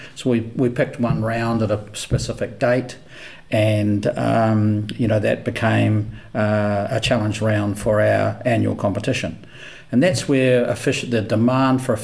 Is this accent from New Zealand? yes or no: yes; New Zealand; moved away as an adult; also born or lived in Queensland, Australia; now in Brisbane, Australia; when I came to Australia, and I'm from New Zealand, when I came to Australia 11, 12 years ago